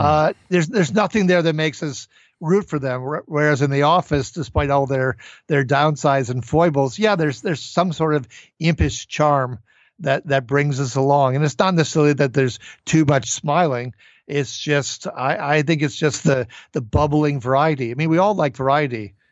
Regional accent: Minnesota, United States; my home state of Minnesota

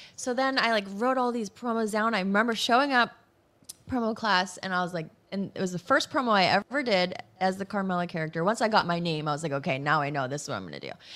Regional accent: Massachusetts, United States; I'm from Massachusetts

